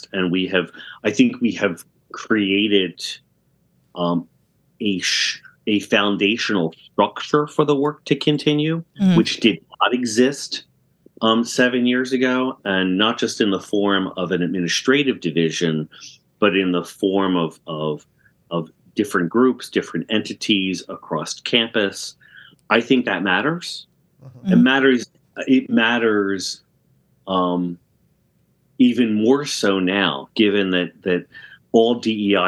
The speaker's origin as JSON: {"language": "English", "region": "New Jersey", "country": "United States", "tie": "born or raised there", "also_born_or_lived": "Connecticut", "moved": "yes", "said": "I grew up in South Jersey"}